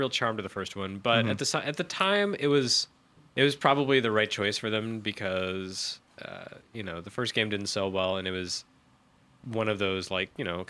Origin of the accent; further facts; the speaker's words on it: the South, United States; grew up in the South